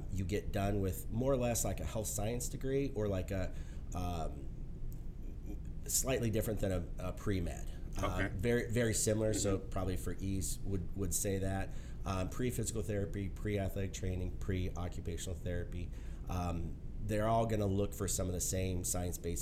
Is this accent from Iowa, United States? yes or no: yes; Central Iowa, United States; Grew up Central Iowa